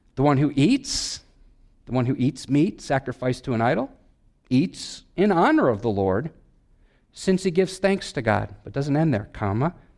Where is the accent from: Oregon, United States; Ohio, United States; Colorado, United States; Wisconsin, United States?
Wisconsin, United States; I'm from Wisconsin